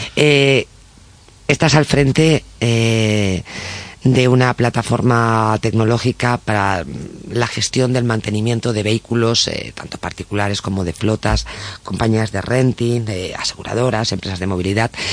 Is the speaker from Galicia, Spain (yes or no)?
yes; Tui, Galicia, Spain; now in Madrid, Spain; soy de Tui.